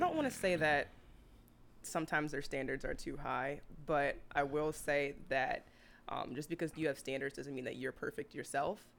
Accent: New Orleans, Louisiana, United States; moved away as an adult; now in Houston, United States; I'm originally from New Orleans

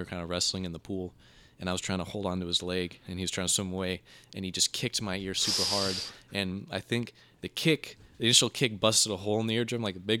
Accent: Enterprise, Alabama, United States; I was born in Enterprise, and I lived there my whole life.

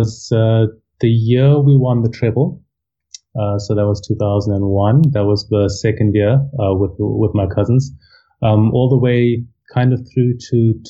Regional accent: Harare, Zimbabwe; moved away as an adult; also born or lived in Bulawayo / Cape Town; now in Durban, South Africa; I was born in Bulawayo, which is the second biggest city, and I grew up in Harare

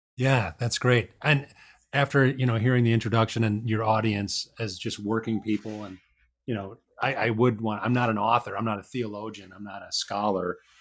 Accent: Chicago, Illinois, United States; accent: Midwestern; I grew up in Chicago. So I'm a Midwesterner. My accent probably sounds a little bit Midwestern.

